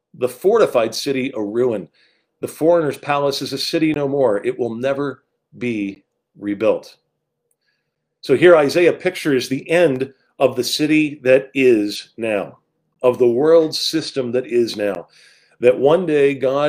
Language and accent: English; Rancho Cucamonga, California, United States; moved away; also born or lived in East Coast; I grew up in Southern California, about 45 minutes outside of Los Angeles in a city named Rancho Cucamonga